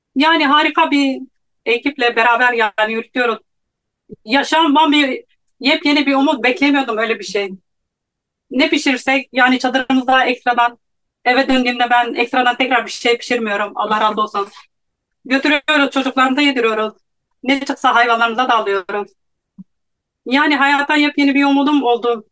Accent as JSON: {"language": "Turkish", "region": "Hatay", "country": "Turkey", "said": "Hataylıyım birebir depremi yaşadım ve buradayım"}